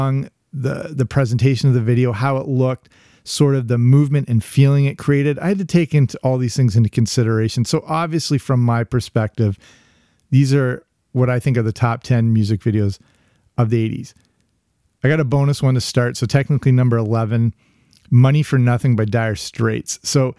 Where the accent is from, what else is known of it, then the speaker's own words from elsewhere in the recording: England, United Kingdom; also born or lived in Canada; I grew up in England, between Canada and England. So as many of my childhood memories are based in England as they are in North America.